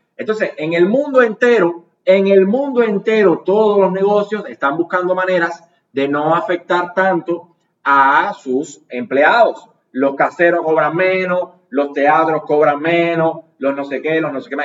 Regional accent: Cuba; como youtuber cubano

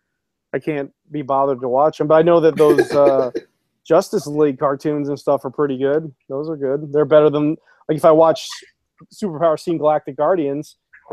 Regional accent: South Korea; And as you know, I grew up a lot in Korea

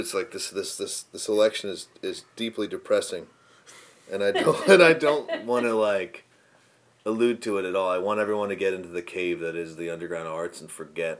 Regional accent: Philadelphia, Pennsylvania, United States; I grew up in Northeast Philly, so like kind of right around the corner from my high school, Archbishop Ryan, and like a 10-minute walk from Franklin Mills.

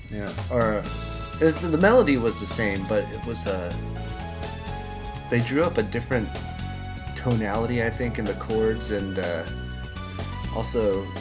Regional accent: Midwest, United States; I'm from the Midwest, and there is a GameWorks outside of Chicago that had a deluxe cabinet of Outrun 2.

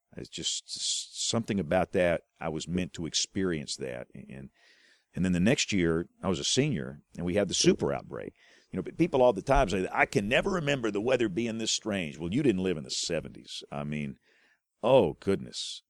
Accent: Greenville, Alabama, United States; accent: South Alabama; also born or lived in Huntsville, Alabama; I am from Butler County. My culture, the way I talk, you know, the, most things about me, it's rural South Alabama.

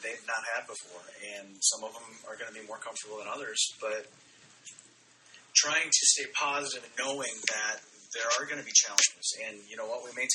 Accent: Eastern Iowa, United States; I grew up in Eastern Iowa

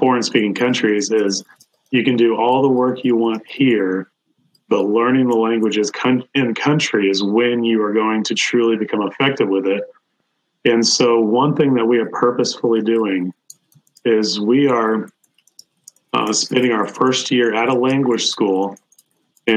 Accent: United States; as an American

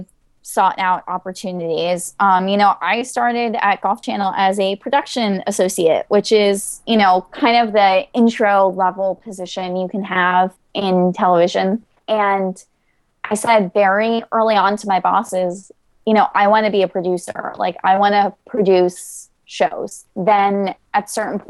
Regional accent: South Florida, United States; moved away as an adult; also born or lived in Washington, D.C.; I grew up in South Florida

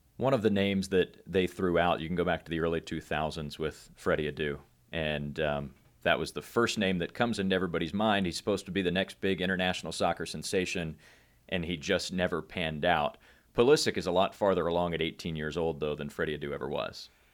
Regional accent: United States; we as American sports fans

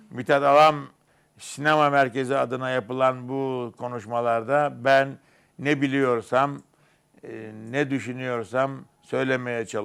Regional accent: Kırıkkale, Turkey; also born or lived in İzmit; 1936'nın 1 Şubat'ında İzmit'in Bahçecik nahiyesinde doğdum, doğmuşum diyelim, doğdum diyemem, doğmuşum. Kırıkkale'de çocuklarla su satarken babamın, annemin bana giydirdiği yeni ceketi ve şapkamı bir yere atmışım.

